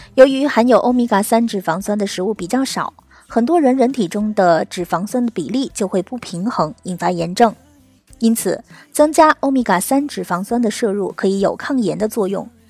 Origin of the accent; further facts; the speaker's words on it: China; 我们中国人可是出了名的饮食超高盐